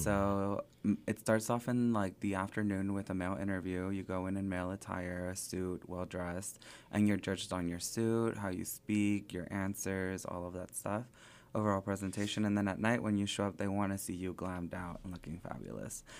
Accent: Springdale, Arkansas, United States; also born or lived in Sylmar, California / southern California / Phoenix, Arizona; I grew up in Springdale from the third grade up to now.

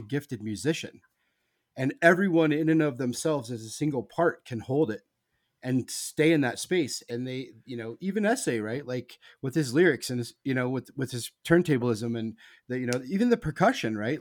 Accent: Nebraska, United States; I grew up in Nebraska

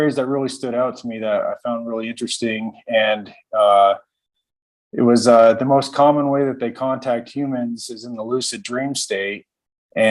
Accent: Fort Collins, Colorado, United States; I was born and raised in Fort Collins

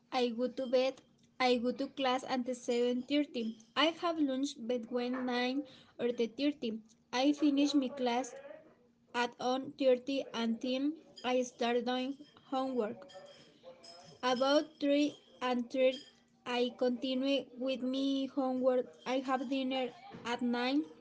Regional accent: Saltillo, Coahuila, Mexico; English is a second language; I am from Saltillo, Coahuila.

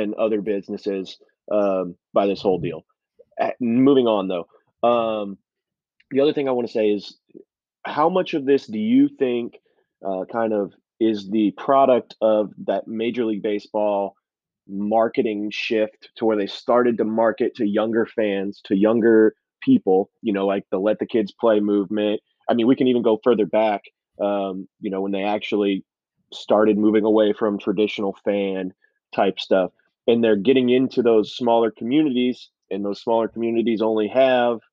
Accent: Houston, Texas, United States; now in Peoria, United States; I'm from Houston

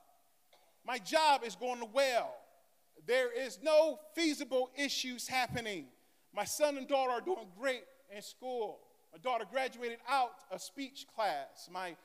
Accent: Michigan, United States; I am from Michigan.

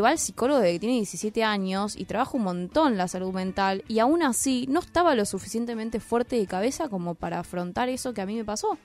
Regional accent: San Isidro, Buenos Aires Province, Argentina; nací en Capital y viví en San Isidro

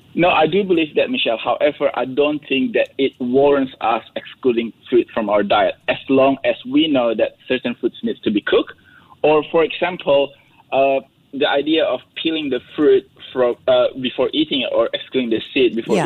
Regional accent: Indonesia; I'm from Indonesia

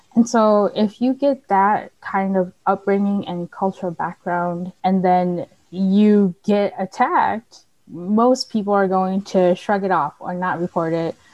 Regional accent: St. Paul, Minnesota, United States; moved away as an adult; now in Mankato, United States; I grew up in St. Paul.

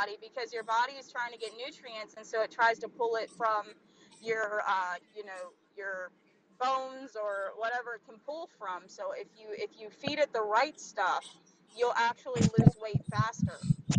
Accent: South Carolina, United States; I'm originally from South Carolina.

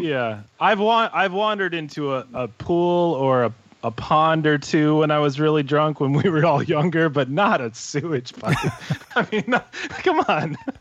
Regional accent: Southern California, United States; also born or lived in Milwaukee, Wisconsin; I grew up in Southern California. I was born in Milwaukee

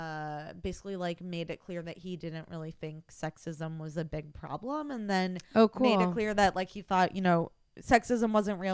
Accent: Midwest, United States; because you know, I'm like from the Midwest and like yeah. times were different then, and like raised, you know, Catholic

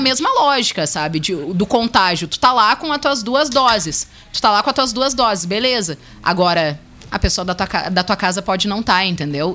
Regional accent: Brazil; eu também sou brasileira

